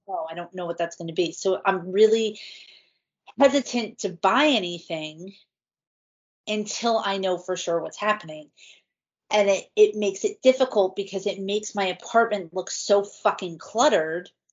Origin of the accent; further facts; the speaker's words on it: New Jersey, United States; I was raised in New Jersey